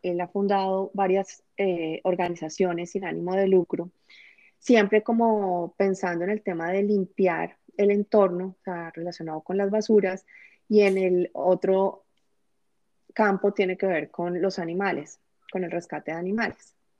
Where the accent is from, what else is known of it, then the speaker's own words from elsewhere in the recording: Bogotá, Colombia; moved away as an adult; now in United States; en mi ciudad, en Bogotá